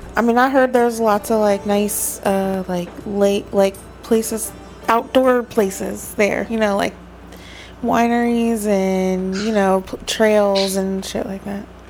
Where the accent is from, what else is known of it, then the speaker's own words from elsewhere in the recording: West Virginia, United States; I grew up in West Virginia